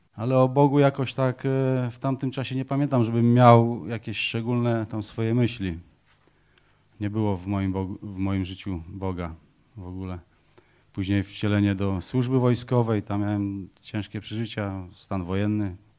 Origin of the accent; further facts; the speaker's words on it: Poland; moved away as an adult; also born or lived in Wysiecza, Masuria (born) / Ruda Śląska, Silesia / Greece; Mama przywiozła nas na Pomorze do swojej mamy